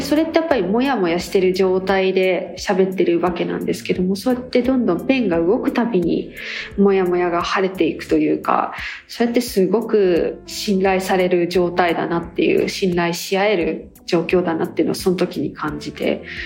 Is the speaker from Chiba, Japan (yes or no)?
yes; rural Chiba, Japan; 私も多多分千葉の田舎出身なんで